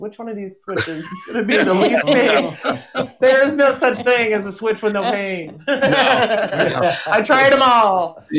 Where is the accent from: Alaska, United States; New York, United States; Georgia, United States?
Alaska, United States; My mom still says she's glad that she raised us kids here.